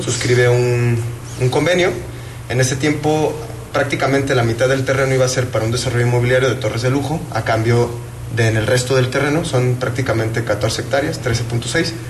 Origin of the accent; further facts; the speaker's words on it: Huentitán, Jalisco, Mexico; soy también vecino de Huentitán